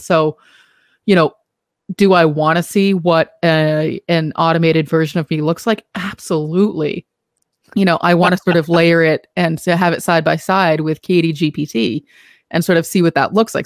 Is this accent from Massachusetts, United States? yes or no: yes; Boston, Massachusetts, United States; accent: Boston; my Boston accent